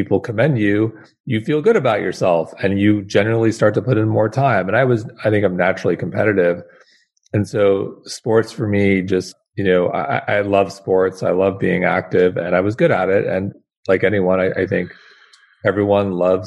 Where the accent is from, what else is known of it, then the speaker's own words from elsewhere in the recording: Manhasset, New York, United States; growing up in Manhasset